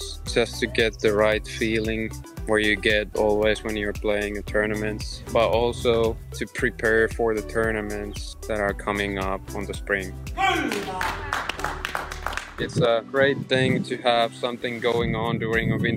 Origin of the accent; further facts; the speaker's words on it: Finland; moved away as an adult; also born or lived in Florida, United States; I'm from Finland, but last 4 years I studied in the US at University of West Florida.